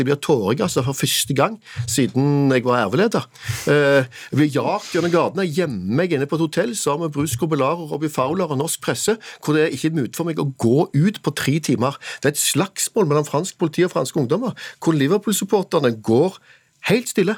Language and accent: Norwegian; Norway; for meg som nordmann